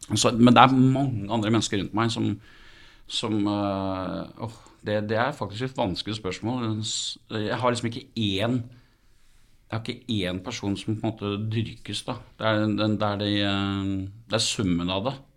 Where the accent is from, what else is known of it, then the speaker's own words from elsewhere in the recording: Skien, Telemark, Norway; jeg kommer fra Skien